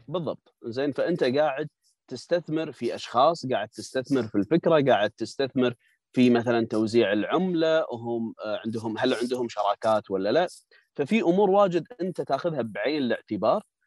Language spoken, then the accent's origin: Arabic; Kuwait; عندنا بالكويت